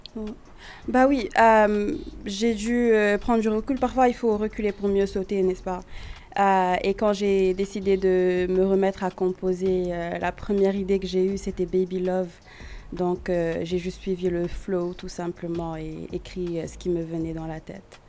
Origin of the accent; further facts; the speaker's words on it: Senegal; also born or lived in United States / Quebec, Canada; now in Canada; j'ai grandi au Sénégal